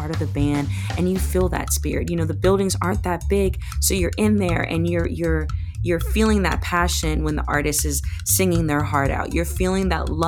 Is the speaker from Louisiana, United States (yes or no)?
yes; New Orleans, Louisiana, United States; growing up in New Orleans, my entire family are musicians